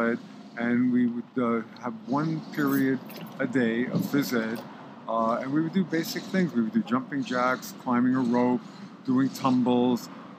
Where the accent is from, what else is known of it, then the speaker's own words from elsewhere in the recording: New York, United States; moved away as an adult; now in California, United States; I'm originally from New York, moved out to California in 1978.